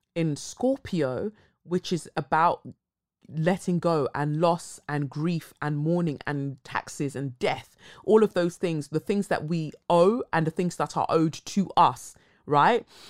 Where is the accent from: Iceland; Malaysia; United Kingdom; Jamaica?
United Kingdom; Cumbria, North West England; I grew up in Cumbria and experienced a lot of racism